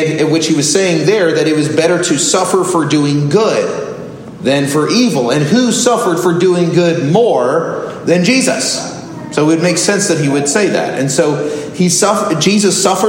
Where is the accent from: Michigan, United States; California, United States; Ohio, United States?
California, United States; Southern; moved away; also born or lived in Orlando; I grew up in Southern California